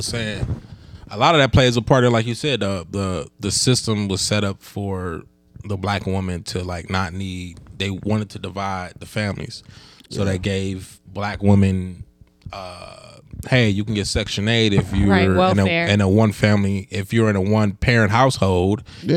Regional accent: Cleveland, Ohio, United States; also born or lived in Akron; I was born in Cleveland, but I had to live 3 years in Akron when I was a kid

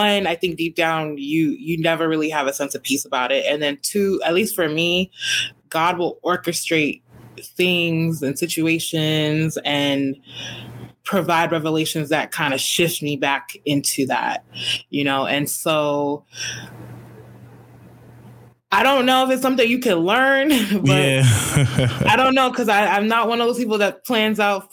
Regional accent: Cambridge, Massachusetts, United States; moved away as an adult; also born or lived in Boston, Massachusetts; now in Houston, United States; I grew up in Cambridge

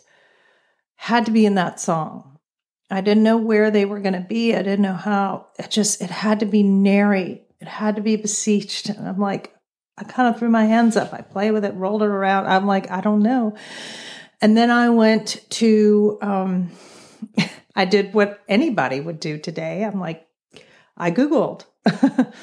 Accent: Southern Virginia, United States; growing up in Southern Virginia

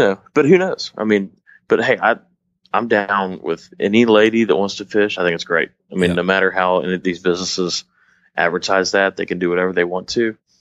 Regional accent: Dallas, Texas, United States; moved away; I'm from Dallas originally, so definitely that's kind of in my area, considering where I'm originally from

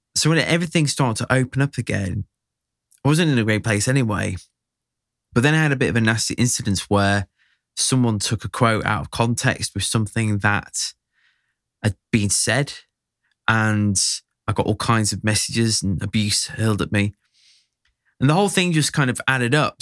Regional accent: Sheffield, Yorkshire and the Humber, United Kingdom; also born or lived in Barnsley; I'm from Sheffield

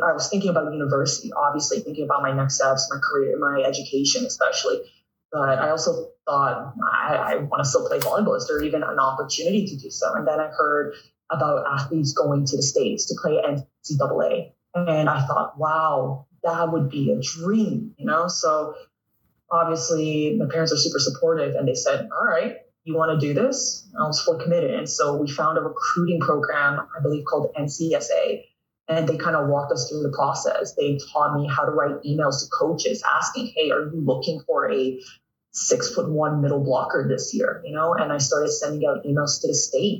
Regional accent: Toronto, Ontario, Canada; growing up in North York

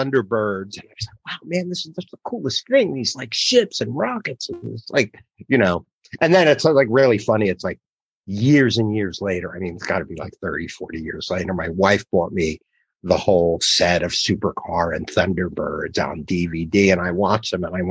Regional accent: the Oranges, New Jersey, United States; I was born and raised in New Jersey, the Oranges, which is a suburb of Newark

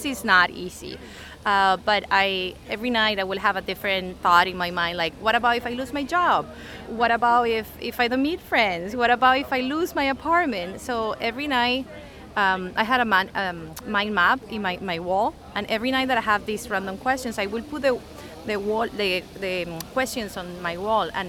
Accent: Venezuela; also born or lived in Seattle, United States; now in Lisbon, Portugal; I'm originally from Venezuela, and when I arrived to the US

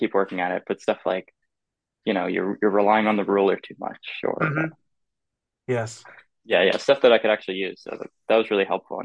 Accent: Halifax, Nova Scotia, Canada; now in Montreal, Canada; I grew up in Halifax, Nova Scotia. I live in Montreal now

